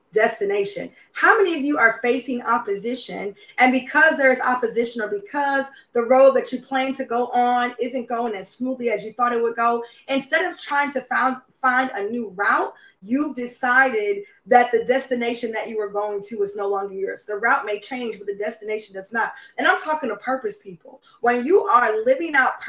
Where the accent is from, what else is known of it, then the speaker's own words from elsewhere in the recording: Charlotte, North Carolina, United States; I'm from Charlotte.